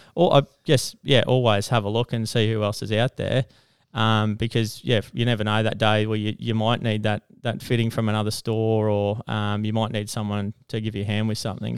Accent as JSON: {"language": "English", "town": "Toowoomba", "region": "Queensland", "country": "Australia", "tie": "born or raised there", "said": "I come from Toowoomba, so I'm pretty much born and bred in Toowoomba."}